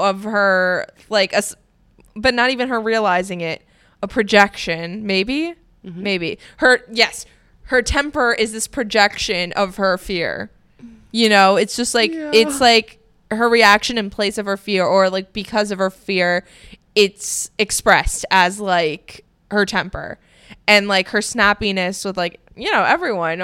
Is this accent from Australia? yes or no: no; Miami, Florida, United States; moved away as an adult; also born or lived in Boston; now in Los Angeles, United States; growing up in Miami